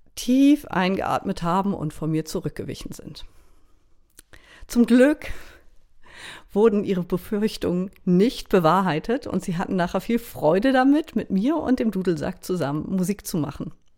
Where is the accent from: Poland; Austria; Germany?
Germany; Baltic coast of Schleswig-Holstein; moved away as an adult; also born or lived in Berlin; now in Lüneburg Heath, Germany; ich komme ursprünglich von der schleswig-holsteinischen Ostseeküste. Ich bin also direkt am Meer aufgewachsen